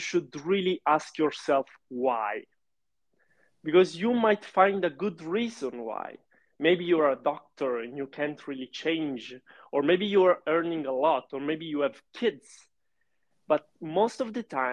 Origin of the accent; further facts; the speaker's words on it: Sicily, Italy; English is a second language; moved away as an adult; also born or lived in Milan; I'm from Sicily, actually. But I lived in Milan for 7 years to study.